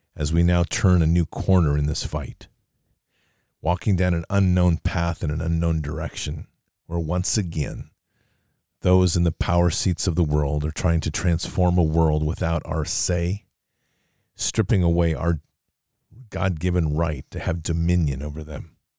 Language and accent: English; United States; as an American patriot